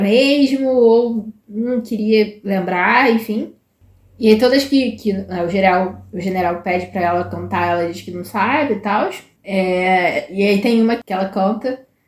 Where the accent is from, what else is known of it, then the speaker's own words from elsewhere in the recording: Brazil; como boa brasileira